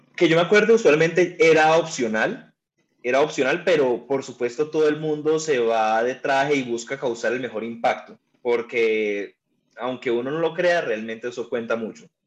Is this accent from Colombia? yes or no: yes; Cali, Valle del Cauca, Colombia; soy de Cali